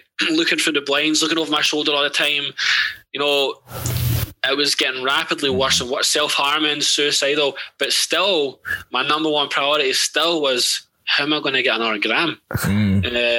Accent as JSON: {"language": "English", "area": "Ladywell", "region": "London", "country": "United Kingdom", "tie": "born or raised there", "said": "I grew up in Ladywell"}